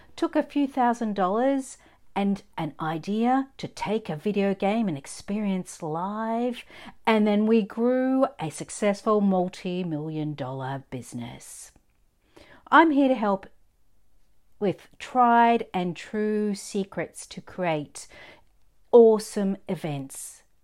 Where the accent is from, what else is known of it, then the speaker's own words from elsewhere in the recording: Australia; I'm an Aussie born and bred